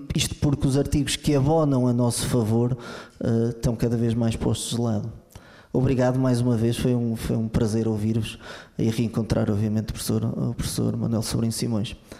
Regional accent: Lamego, Norte, Portugal; eu sou de Lamego

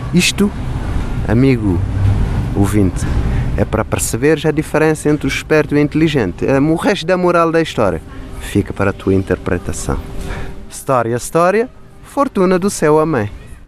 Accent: Cape Verde; Em Cabo Verde, como sabem, temos um prato tradicional que chama-se cachupa

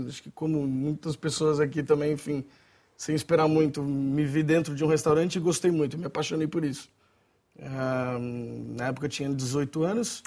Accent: São Paulo, Brazil; now in Portugal; Sou de São Paulo

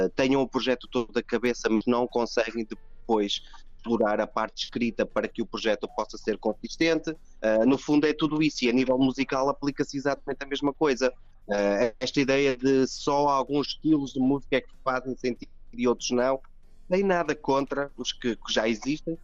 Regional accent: Trás-os-Montes, Norte, Portugal; moved away as an adult; now in Azores, Portugal; eu sou transmontano

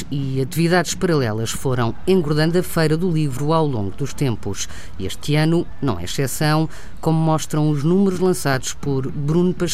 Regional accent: Ovar, Aveiro District, Portugal; Nós somos de Ovar e eles nasceram a partir dos palheiros, dos pescadores antigamente.

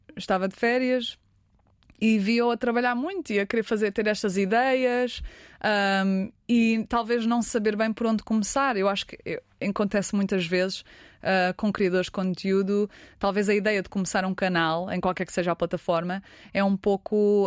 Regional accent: Portugal; now in Los Angeles, United States

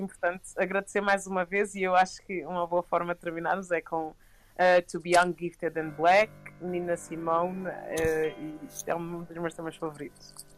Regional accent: Portugal; crescendo em Portugal

